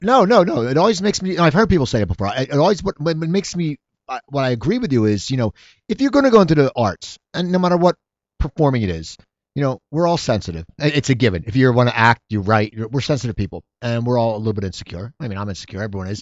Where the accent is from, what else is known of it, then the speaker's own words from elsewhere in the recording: near Philadelphia, Pennsylvania, United States; I grew up, I grew up near Philadelphia